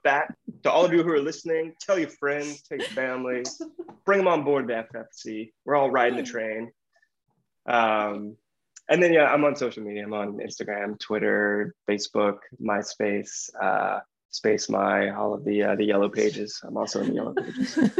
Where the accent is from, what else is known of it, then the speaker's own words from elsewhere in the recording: the South, United States; I grew up in the South